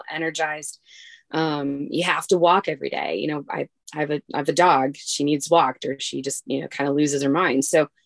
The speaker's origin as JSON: {"language": "English", "region": "Midwest", "country": "United States", "moved": "yes", "lives_now": "Alaska, United States", "said": "I'm from the Midwest"}